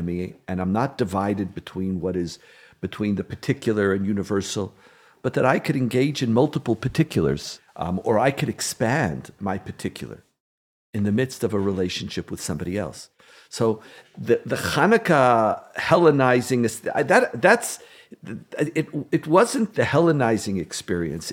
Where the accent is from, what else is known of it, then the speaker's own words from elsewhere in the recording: Montreal, Quebec, Canada; now in Israel; Growing up in Canada, in Montreal, we weren't poor, but we didn't have a lot